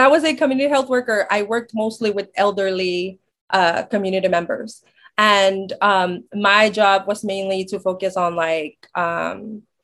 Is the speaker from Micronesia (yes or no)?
yes; Chuuk, Micronesia; moved away as an adult; now in Oregon, United States; I grew up in Chuuk all my life